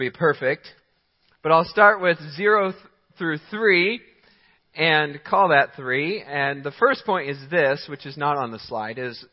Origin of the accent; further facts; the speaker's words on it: South Carolina, United States; now in Michigan, United States; I was born in South Carolina